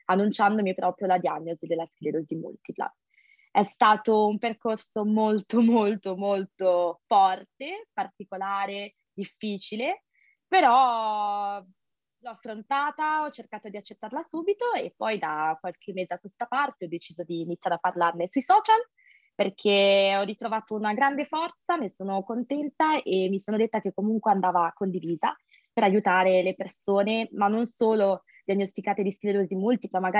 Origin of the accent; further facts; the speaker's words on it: Sanremo, Liguria, Italy; moved away as an adult; now in Nice, France; ho 25 anni, sono di origini indiane e sono italiana sono una studentessa e master internazionali a Nizza, in Costa Azzurra, però vengo da Sanremo, quindi Liguria, in Italia.